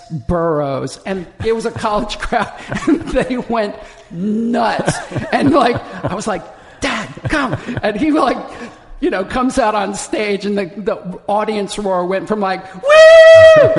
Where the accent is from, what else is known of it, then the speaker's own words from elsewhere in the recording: Charlotte, North Carolina, United States; accent: southern; also born or lived in Des Moines, Iowa / New Jersey; You know, I was born in Des Moines, Iowa, then moved to Charlotte, North Carolina, and then we moved up to Jersey, and I learned very quickly that I had to lose my southern accent as fast as possible